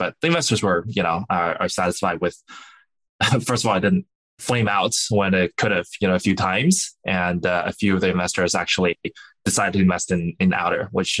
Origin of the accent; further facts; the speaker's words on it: Jinyun, Zhejiang, China; born there; So I was born in China, a small town. In the Zhejiang province called Jinyun. No one has ever heard of it, but it's pretty remote. It's not very developed, but you know it's beautiful.